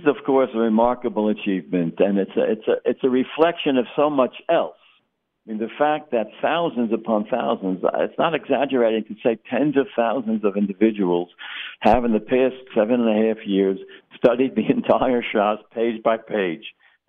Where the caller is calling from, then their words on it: Boca Raton, Florida, United States; I'm speaking from Century Village in Boca Raton, where there's a shul here, Torah